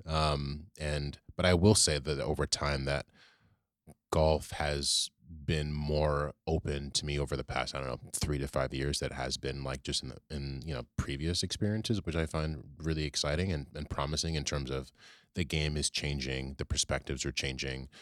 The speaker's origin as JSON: {"language": "English", "town": "Richmond", "region": "Virginia", "country": "United States", "tie": "born or raised there", "moved": "yes", "lives_now": "New York City, United States", "said": "I grew up in Virginia, actually, in Richmond"}